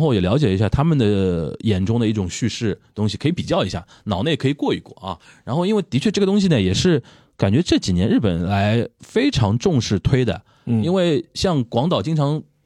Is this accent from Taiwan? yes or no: no; China; 作为中国人，我说作为中国人